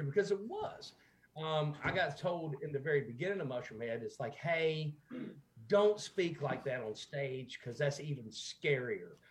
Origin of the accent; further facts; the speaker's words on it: Pittsboro, North Carolina, United States; accent: sweet southern accent; moved away as an adult; also born or lived in Ohio; I grew up in North Carolina. That's where the sweet southern accent came from